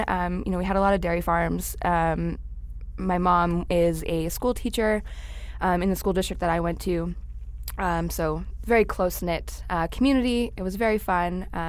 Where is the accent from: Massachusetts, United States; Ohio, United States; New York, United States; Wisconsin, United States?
New York, United States; Warwick; moved away as an adult; also born or lived in Buffalo, New York; now in Phoenix, United States; I did not grow up in New York City. I grew up in a small town called Warwick, New York. It's about an hour northwest of the city on the other side of the Hudson River. So very night and day compared to the city, but very commutable to the city.